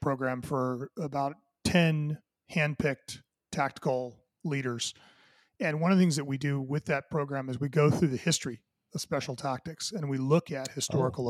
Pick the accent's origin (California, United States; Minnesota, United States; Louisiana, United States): California, United States; Southern; I grew up, uh, you know, in Southern California